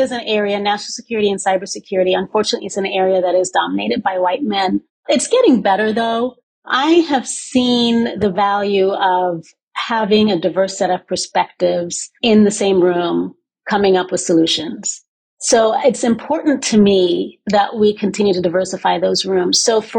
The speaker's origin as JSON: {"language": "English", "region": "West Coast", "country": "United States", "tie": "born or raised there", "also_born_or_lived": "Bahamas", "said": "I grew up in the West Coast of the United States, but also in the Bahamas, and was forced at a young age to switch cultures often, sort of code switch on a regular basis."}